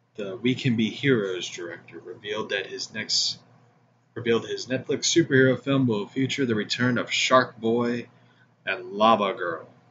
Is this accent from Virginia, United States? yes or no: no; Missouri, United States; my home state of Missouri